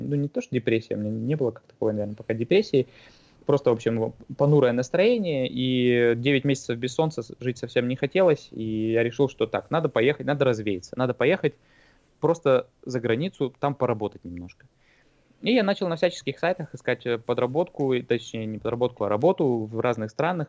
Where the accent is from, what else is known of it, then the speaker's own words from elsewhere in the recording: Irkutsk, Irkutsk Oblast, Russia; moved away as an adult; also born or lived in Moscow / Thailand; now in New Zealand; в России и в Иркутске, откуда я родом